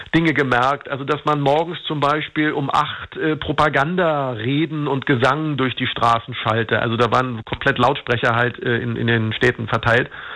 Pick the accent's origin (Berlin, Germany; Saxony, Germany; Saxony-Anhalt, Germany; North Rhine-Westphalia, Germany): Berlin, Germany; ich bin in, in Marzahn aufgewachsen, also in einem großen Hochhausviertel